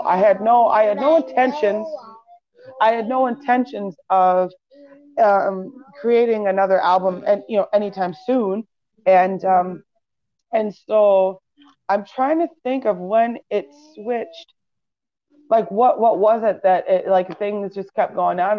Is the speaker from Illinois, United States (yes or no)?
yes; Waukegan, Illinois, United States; a local band in Waukegan, my hometown